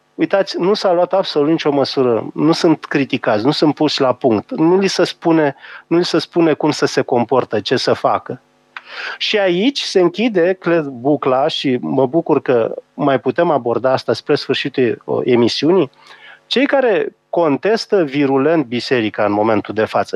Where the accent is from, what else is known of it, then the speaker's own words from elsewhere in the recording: Romania; noi ca români